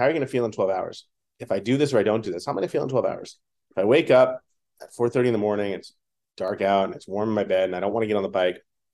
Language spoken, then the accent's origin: English; New York City, New York, United States; Growing up in New York City